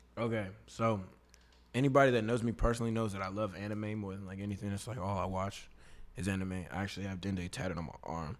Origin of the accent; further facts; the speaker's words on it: Katy, Texas, United States; also born or lived in Austin, Texas; I was born in Austin, but I grew up in Katy, so I'm from Katy, Texas